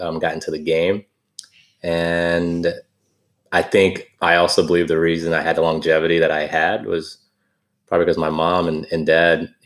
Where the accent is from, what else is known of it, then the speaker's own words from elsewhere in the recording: Seneca, South Carolina, United States; now in Charleston, United States; growing up in Seneca